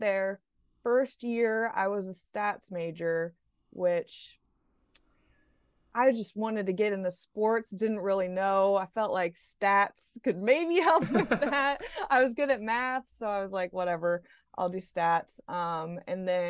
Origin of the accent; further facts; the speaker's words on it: Indiana, United States; moved away; I grew up in Indiana